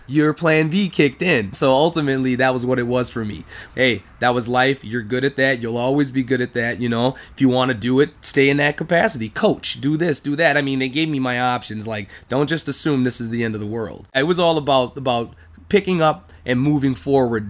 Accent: Minnesota, United States; I'm from Minnesota.

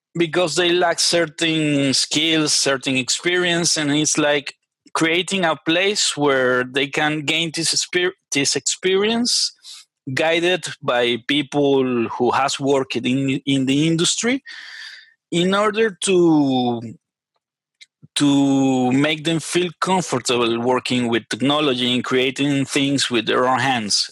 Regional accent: Venezuela; English is a second language; moved away as an adult; now in Chile; I'm a Venezuelan software engineer. I was born in Venezuela uh, 30 years ago already

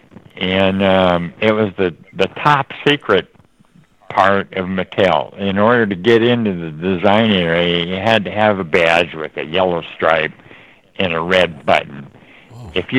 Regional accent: Los Angeles, California, United States; I grew up here in Los Angeles.

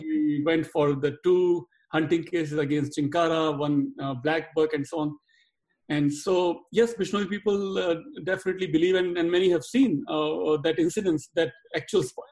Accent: India; now in Dallas, United States; I'm speaking as an Indian

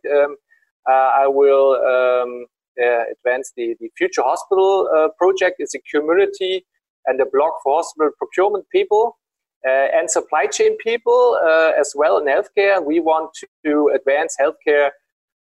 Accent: Berlin, Germany; I'm from Berlin

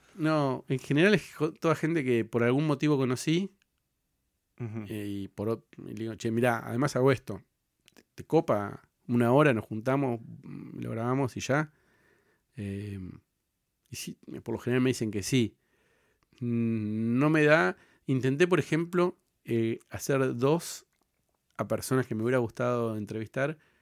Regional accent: Cipolletti, Río Negro, Argentina; Yo soy de, de Río Negro, de Chipoletti

